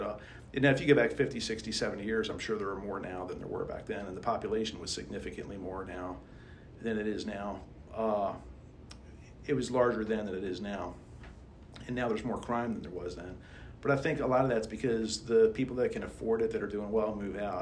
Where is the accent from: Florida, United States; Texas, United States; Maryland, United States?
Maryland, United States; Baltimore; accent: Baltimore; my Baltimore accent